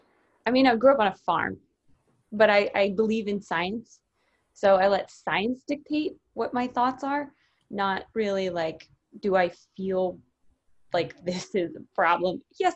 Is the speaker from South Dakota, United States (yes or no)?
yes; South Dakota, United States; From South Dakota.